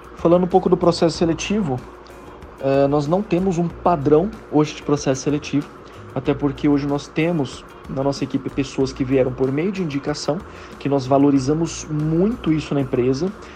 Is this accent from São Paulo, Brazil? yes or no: yes; Campinas, São Paulo, Brazil; eu sou de Campinas, moro em Campinas também